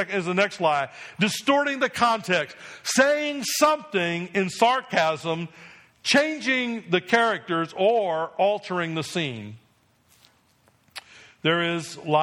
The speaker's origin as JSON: {"language": "English", "region": "New Jersey", "country": "United States", "tie": "born or raised there", "said": "I grew up in New Jersey"}